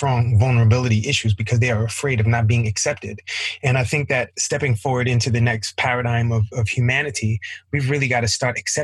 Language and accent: English; New York City, New York, United States; I was raised in Flatbush, Brooklyn, in the hood.